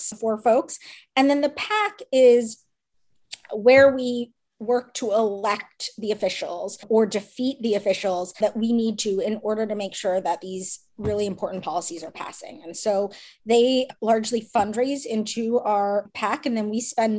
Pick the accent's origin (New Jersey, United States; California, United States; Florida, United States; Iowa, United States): New Jersey, United States; I'm from New Jersey